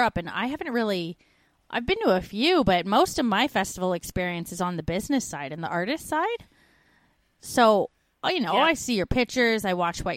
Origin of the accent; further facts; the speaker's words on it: Canada; now in Australia; We're two Canadian expats now living in Australia and the UK